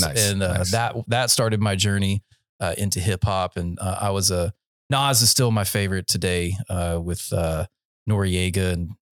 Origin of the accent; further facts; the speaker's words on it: Central North Carolina, United States; I was raised in Central North Carolina